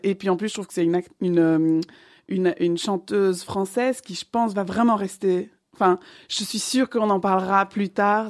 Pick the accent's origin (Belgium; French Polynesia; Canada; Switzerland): Belgium; Liège, Wallonia; moved away as an adult; also born or lived in Brussels / Paris; je suis originellement de Liège